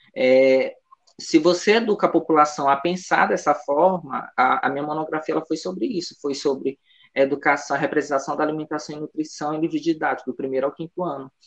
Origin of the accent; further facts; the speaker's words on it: São Luís, Maranhão, Brazil; also born or lived in Imperatriz / Conceição do Araguaia, Pará; eu sou proveniente do bairro da Liberdade, né? Um, o primeiro quilombo urbano do Brasil, então, é, eu nasci aqui, né, me criei aqui